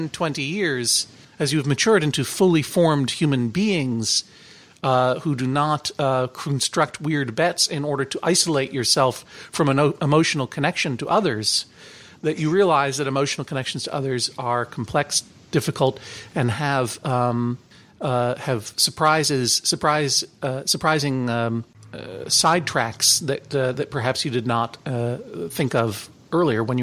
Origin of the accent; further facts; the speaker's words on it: Brookline, Massachusetts, United States; growing up in Brookline, Massachusetts, where all the cool boys kissed boys